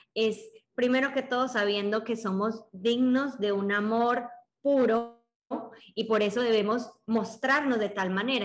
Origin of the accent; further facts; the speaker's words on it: Colombia; tengo 24 años, soy de Colombia